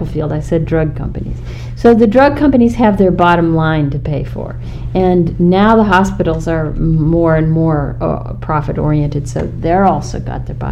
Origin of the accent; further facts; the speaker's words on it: Ireland; I'm Irish